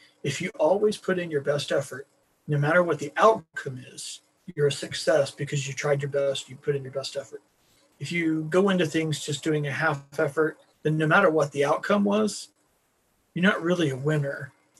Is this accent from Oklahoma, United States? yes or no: yes; Beaver, Oklahoma, United States; born there; I was born in the panhandle of Oklahoma, in a little town called Beaver, which, even though it's a little town, it is still the capital of something for the world